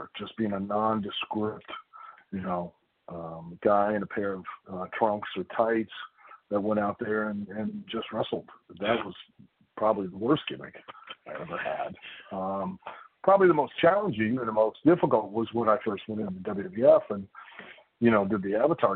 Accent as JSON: {"language": "English", "town": "Lima", "region": "Ohio", "country": "United States", "tie": "born or raised there", "said": "I grew up in Lima, which is up in the northwest corner"}